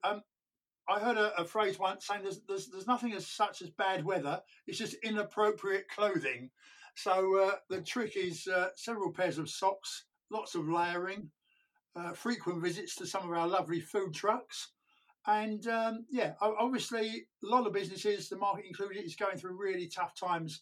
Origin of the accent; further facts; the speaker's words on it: London, United Kingdom; moved away as an adult; now in St Albans, United Kingdom; I was born and brought up in North London, and then spent a lot of my life living in West London.